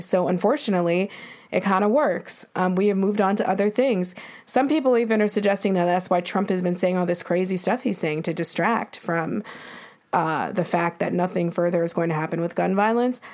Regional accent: Buffalo, New York, United States; now in New York, United States; growing up in Buffalo

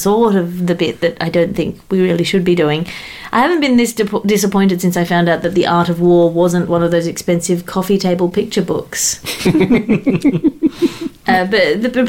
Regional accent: Australia; As an Australian

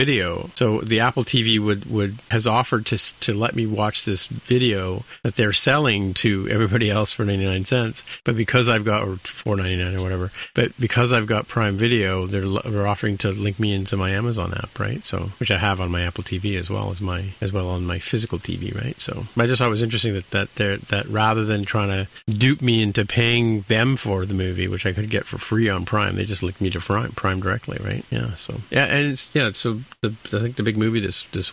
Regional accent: Canada

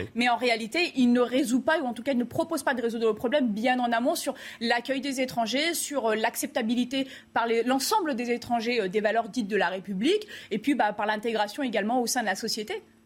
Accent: France; en tant que Français

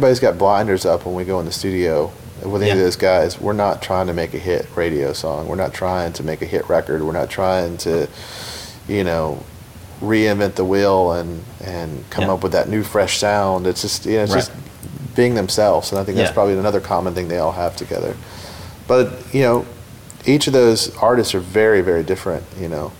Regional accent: Savannah, Georgia, United States; moved away as an adult; also born or lived in Atlanta / Los Angeles; now in Nashville, United States; I grew up in Savannah, Georgia

